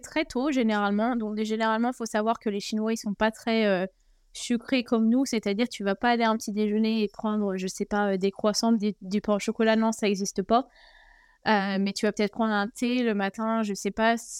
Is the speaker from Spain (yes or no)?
no; France; moved away as an adult; also born or lived in China; chez nous en France